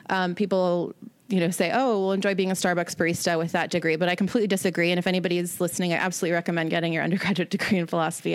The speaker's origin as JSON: {"language": "English", "town": "Seattle", "region": "Washington", "country": "United States", "moved": "yes", "said": "I'm from Seattle originally"}